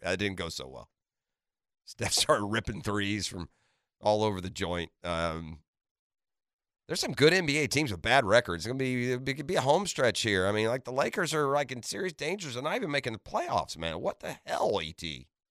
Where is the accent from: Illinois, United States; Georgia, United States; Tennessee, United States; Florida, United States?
Georgia, United States; Atlanta; I was born in Atlanta